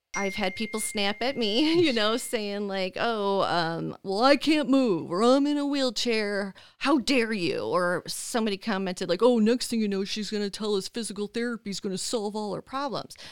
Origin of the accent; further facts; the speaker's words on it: Dearborn Heights, Michigan, United States; moved away as an adult; also born or lived in Las Vegas, Nevada; born and raised in Dearborn Heights, and, um, I left Michigan when I was twenty-five to move to Las Vegas, Nevada